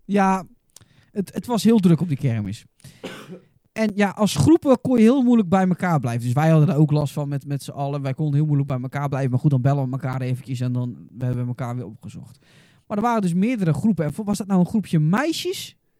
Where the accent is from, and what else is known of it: Goes, Zeeland, Netherlands